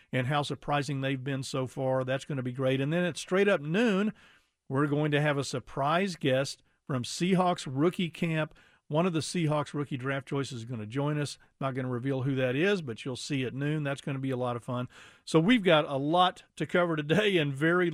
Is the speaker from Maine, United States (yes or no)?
no; Houston, Texas, United States; moved away; being a longtime Astros fan when I grew up in Houston